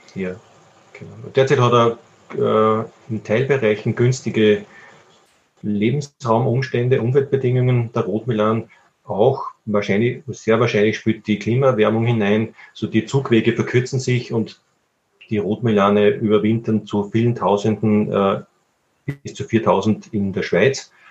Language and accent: German; Upper Austria, Austria; bei uns in Oberösterreich